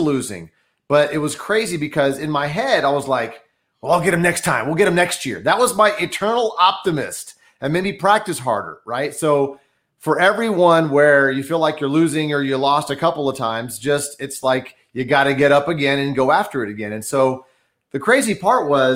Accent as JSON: {"language": "English", "town": "Dallas", "region": "Texas", "country": "United States", "tie": "born or raised there", "said": "I grew up in Dallas, Texas. My parents are from Brazil."}